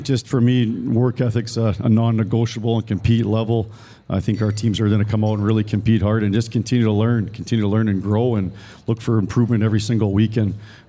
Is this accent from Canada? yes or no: yes; Canada; And I came from Canada and didn't really know any better